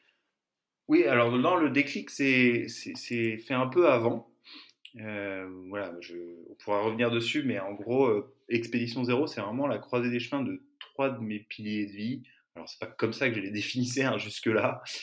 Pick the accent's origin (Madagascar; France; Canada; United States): France; Larmor-Plage, Brittany; now in Marseille, France; j'ai grandi en Bretagne, dans le Morbihan, à Larmor-Plage